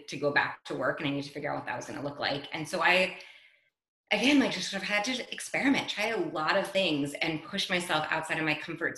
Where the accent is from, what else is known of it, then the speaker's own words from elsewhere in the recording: New York City, New York, United States; moved away as an adult; now in Bordeaux, France; I'm originally from New York City. I live in Bordeaux, France